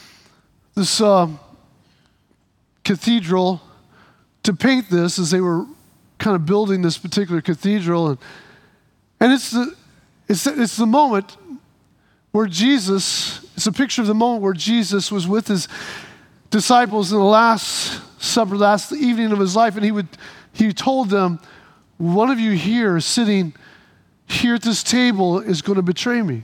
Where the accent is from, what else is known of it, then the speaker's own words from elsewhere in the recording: Midwest, United States; The little community we lived in where I was born in the Midwest had a little kiddie land in the park nearby, and that kiddie land had been there since I was a little kid